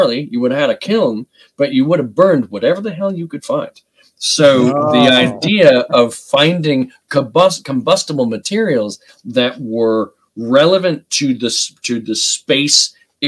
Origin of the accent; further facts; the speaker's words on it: United States; I'm an American